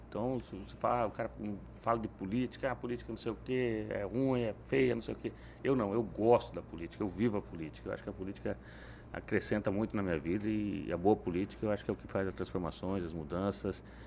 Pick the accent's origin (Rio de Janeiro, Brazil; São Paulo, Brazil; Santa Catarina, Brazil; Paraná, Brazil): Paraná, Brazil; Família religiosa, o Paraná um todo era uma, uma tradição muito forte, né? Da família de origem italiana